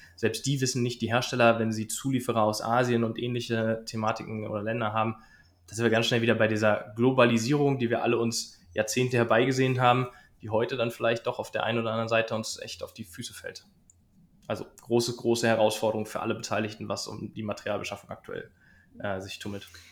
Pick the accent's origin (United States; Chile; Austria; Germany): Germany; Berlin; ich komme aus Berlin